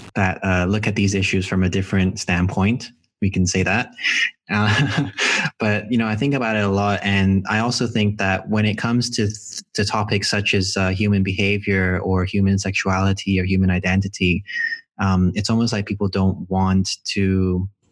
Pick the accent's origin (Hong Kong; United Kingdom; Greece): Hong Kong; moved away; I'm from Hong Kong originally, and uh, I'm uh, Filipino Chinese